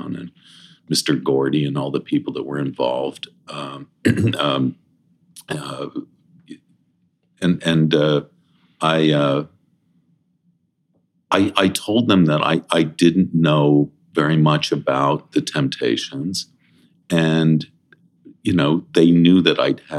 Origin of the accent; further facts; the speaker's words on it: Toronto, Ontario, Canada; also born or lived in Princeton, Illinois; I grew up in Toronto